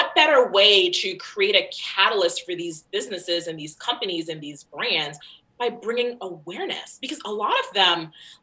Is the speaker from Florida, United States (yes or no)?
yes; Florida, United States; moved away as an adult; now in Long Island, United States; I'm not even from Long Island. I've only lived here for 10 years. Grew up in Florida